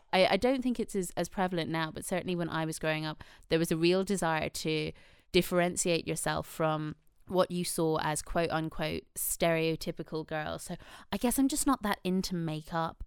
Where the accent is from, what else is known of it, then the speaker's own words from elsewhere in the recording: Ireland; now in United Kingdom; I do feel a lot of pride in being Irish